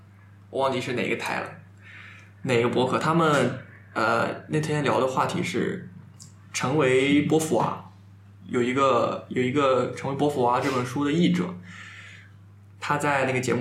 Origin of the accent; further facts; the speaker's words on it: Jiangsu, China; 我们是江苏人是骂